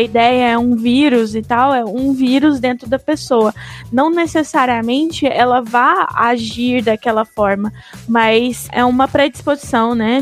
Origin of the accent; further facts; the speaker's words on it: Brazil; Somos é, brasileiros, né? Vivemos no Brasil hoje